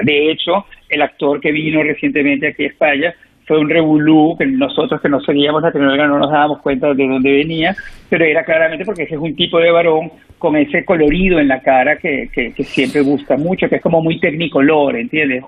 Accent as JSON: {"language": "Spanish", "country": "Venezuela", "moved": "yes", "said": "soy venezolano"}